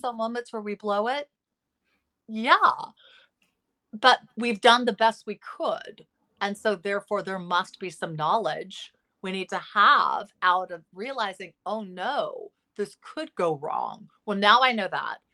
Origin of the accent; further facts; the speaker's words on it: Los Angeles, California, United States; L A. Yeah, I, I'm, I'm almost sixty